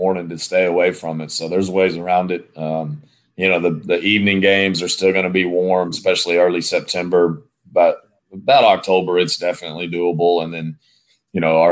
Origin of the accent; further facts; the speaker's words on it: West Texas, United States; also born or lived in Indiana; the plains of West Texas, where I originally grew up